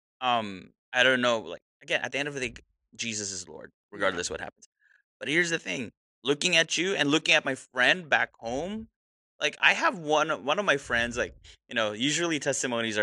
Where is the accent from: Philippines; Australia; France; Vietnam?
Philippines; I'm Filipino. So it's kuya and ate, big brother and big sister